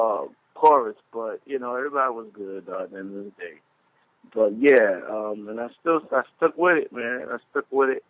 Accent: New York City, New York, United States; moved away; also born or lived in Texas; I'm from the Bronx, New York

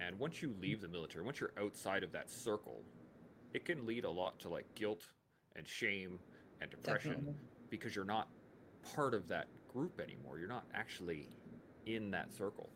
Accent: Canada; as a Canadian child at the time, 18 to 19 years old

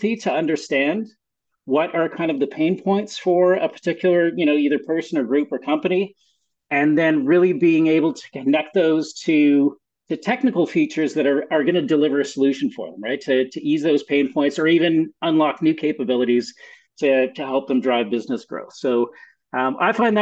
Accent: Montreal, Quebec, Canada; moved away as an adult; also born or lived in United States; now in Ontario, Canada; So I was actually born in the US, but really grew up in Montreal.

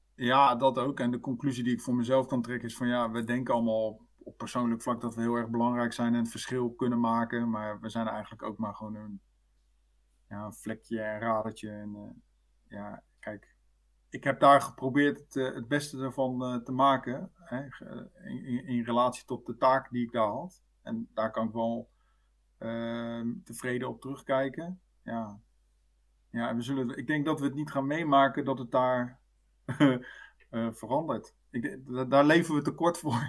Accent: Netherlands; wij als Nederlander

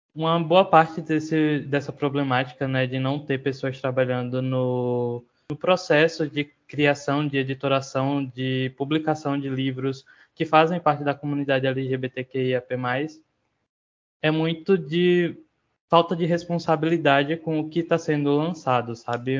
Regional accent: Sergipe, Brazil; sou autor, designer e ilustrador sergipano

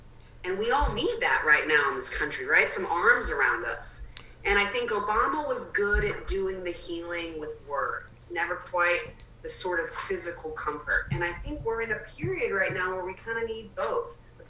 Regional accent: Southern United States, United States; And I'm from the South, so we would say fixing and healing.

